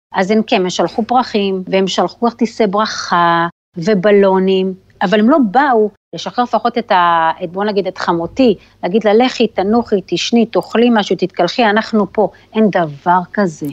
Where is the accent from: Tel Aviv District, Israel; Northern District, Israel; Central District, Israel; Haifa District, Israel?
Tel Aviv District, Israel; Holon; moved away as an adult; also born or lived in Rishon LeZion, Israel / Albany, New York, United States; now in Raleigh, United States; גדלתי בחולון, בג'סי כהן גדלתי, ובגיל 18 עברנו לראשון